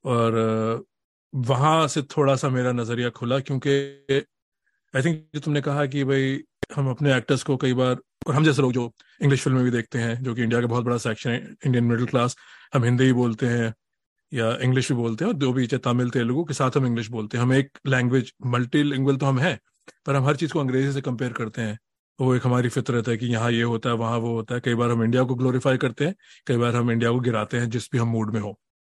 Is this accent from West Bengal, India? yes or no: no; Delhi, India; moved away as an adult; now in Boston, United States; मैं दिल्ली से हूँ